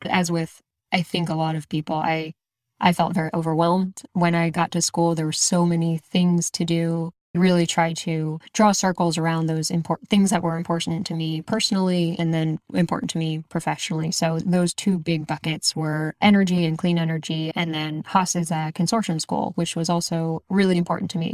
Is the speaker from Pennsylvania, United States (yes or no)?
yes; Exton, Pennsylvania, United States; moved away; I actually grew up outside of Philadelphia in a place called Exton, Pennsylvania.